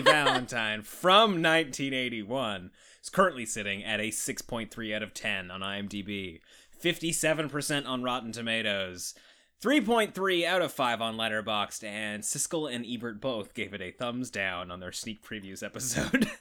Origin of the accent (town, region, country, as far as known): Canada; accent: Canadian